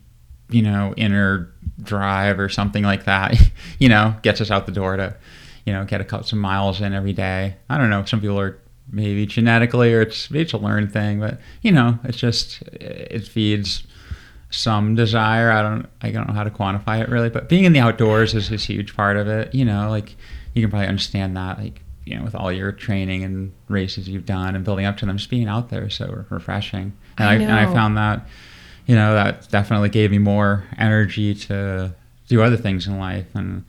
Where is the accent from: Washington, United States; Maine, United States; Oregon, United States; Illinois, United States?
Maine, United States; Portland; In Maine, near Portland, Maine.